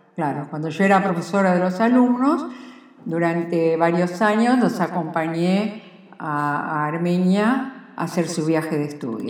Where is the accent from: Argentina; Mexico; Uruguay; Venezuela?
Argentina; soy argentina y quiero mucho a la Argentina